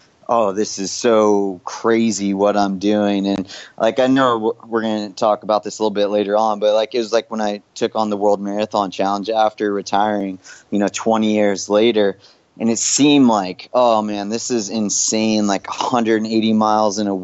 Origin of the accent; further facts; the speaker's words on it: Big Bear Lake, California, United States; I was 13 years old in my hometown, Big Bear Lake in California